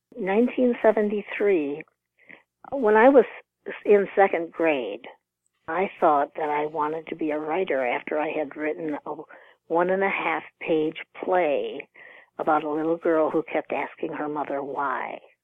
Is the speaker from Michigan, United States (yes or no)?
no; Rockford, Illinois, United States; also born or lived in Texas; I grew up in Rockford, Illinois, about 90 miles from Chicago.